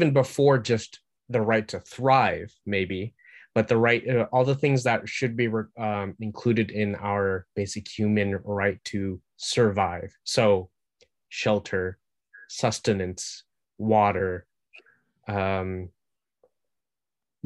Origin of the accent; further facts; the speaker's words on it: United States; I'm an American